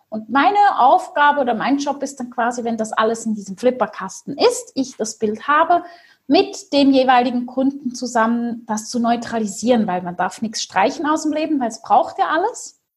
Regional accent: Switzerland; war so ein bisschen wie Heidi, aufgewachsen in der Schweiz, mit vielen Tieren im Wald, auf dem Feld und so richtig romantisch kitschig.

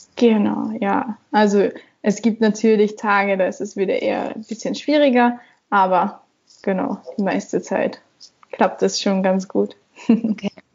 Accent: Austria; bin aus Österreich

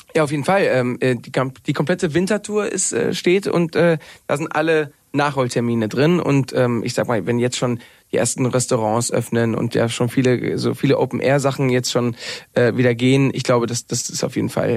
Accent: Mallorca, Balearic Islands, Spain; moved away as an adult; also born or lived in Cologne; now in Berlin, Germany; ich bin ja auf Mallorca groß geworden, habe 20 Jahre, Jahre da gelebt

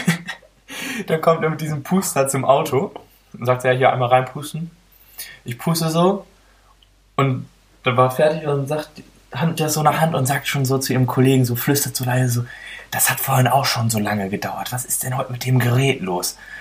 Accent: Oldenburg, Lower Saxony, Germany; ich komme ja nicht hierher, sehen Sie ja, ich komme aus Oldenburg

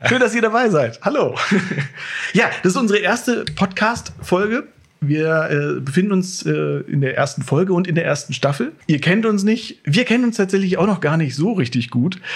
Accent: Walsrode, Lower Saxony, Germany; in Walsrode geboren und äh, ja, als Kind dann erstmal äh, woanders gewesen, also aber immer im, im Großraum Walsrode

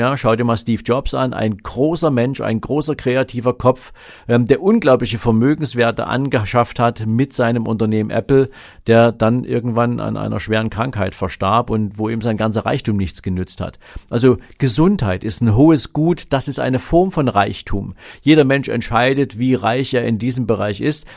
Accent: Dresden, Saxony, Germany; ich bin ja in der DDR geboren, in Dresden

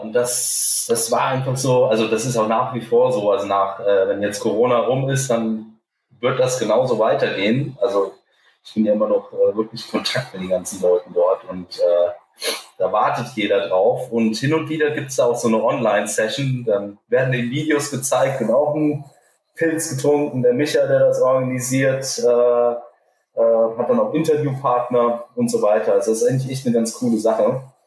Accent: Hesse, Germany; als Hesse

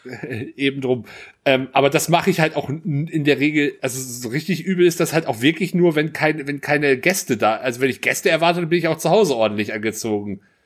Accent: Germany; wir sind Deutsche

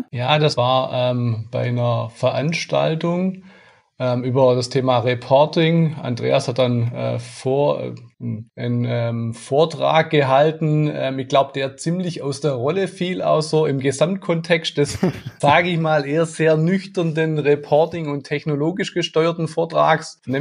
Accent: Baden-Württemberg, Germany; Jawohl, das stimmt gebürtiger Schwabe und Schwabe auch durch und durch.

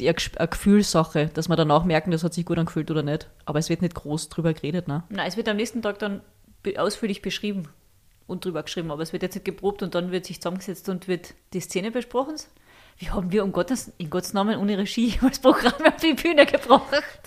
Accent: Völkermarkt, Carinthia, Austria; wir sind in Völkermarkt aufgewachsen und da in einem kleinen Ort daneben

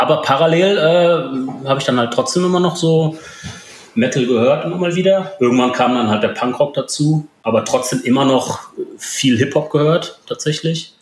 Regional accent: Ruhr area, North Rhine-Westphalia, Germany; also born or lived in Poland; now in Mönchengladbach, Germany; Vorher eigentlich mein ganzes Leben lang im Ruhrpott verbracht.

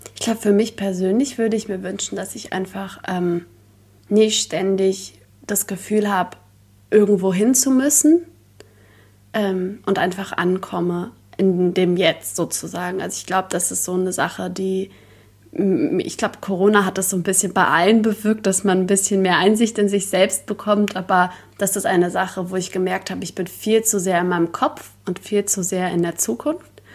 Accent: Berlin, Germany; Berlin, glaube ich, weil ich bin hier geboren worden. Ähm, ja, ich bin hier aufgewachsen

